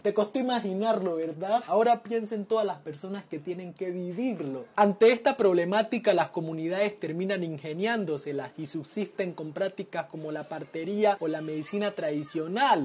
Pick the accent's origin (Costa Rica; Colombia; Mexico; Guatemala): Colombia; Guapi, Cauca; De aquí es de donde vengo yo, el municipio de Guapi en el Pacífico colombiano